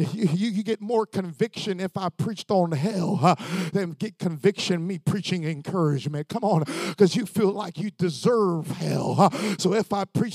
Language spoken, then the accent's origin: English; Florida, United States; I'm just from Florida.